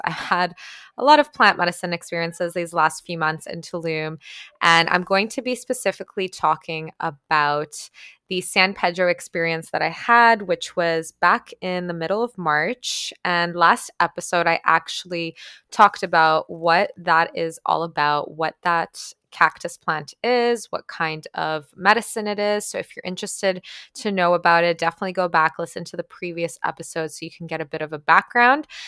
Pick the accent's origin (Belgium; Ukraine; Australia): Ukraine; first language Ukrainian; English is a second language; moved away; also born or lived in Toronto, Canada / Guelph, Canada; I grew up in Ukraine, for those of you guys who don't know. So, my first language was actually Ukrainian